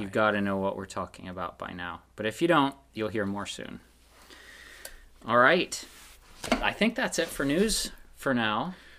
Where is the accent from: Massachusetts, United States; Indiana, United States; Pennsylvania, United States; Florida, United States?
Pennsylvania, United States; moved away; I'm from Pennsylvania